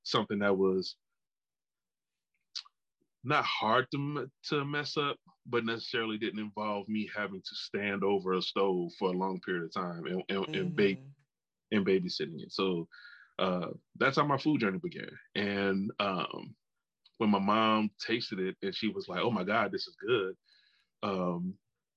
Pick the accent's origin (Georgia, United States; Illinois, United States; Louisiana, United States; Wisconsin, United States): Louisiana, United States; New Orleans; I'm from New Orleans, and so it's a food city